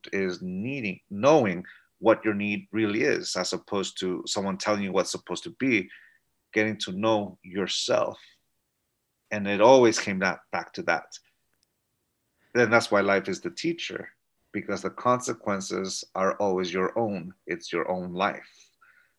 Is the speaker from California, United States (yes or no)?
yes; San Diego, California, United States; also born or lived in Tijuana, Mexico; I grew up and lived in San Diego, California, but every day I commuted into Tijuana to go to school.